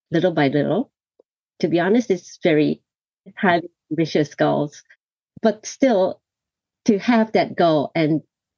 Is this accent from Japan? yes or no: yes; Tokyo, Japan; also born or lived in New York, United States; I was born and raised in Tokyo